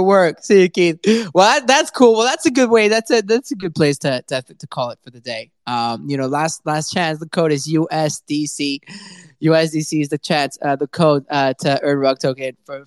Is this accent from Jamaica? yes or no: no; Canada; I'm Canadian